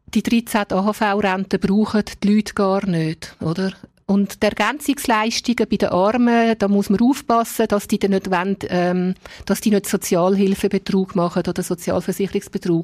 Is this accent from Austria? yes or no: no; Dietikon, Zurich, Switzerland; also born or lived in Altstetten, Zurich; now in Zurich, Switzerland; selber bin ich in Dietiken aufgewachsen als Fremdarbeiterkind